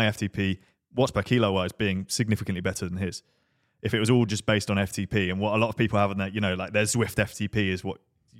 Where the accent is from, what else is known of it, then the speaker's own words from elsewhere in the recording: England, United Kingdom; Being English, we're trying to be polite and want like the chef to be really upset.